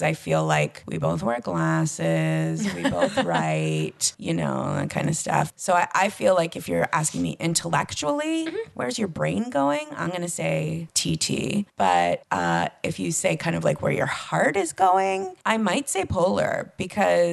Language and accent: English; Canada; I'm from Canada